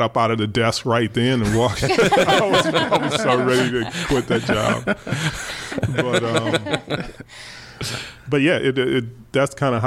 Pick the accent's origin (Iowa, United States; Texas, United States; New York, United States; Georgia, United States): Iowa, United States; Waterloo; moved away as an adult; now in Minneapolis, United States; I'm from Waterloo, Iowa, which is Waterloo Cedar Falls area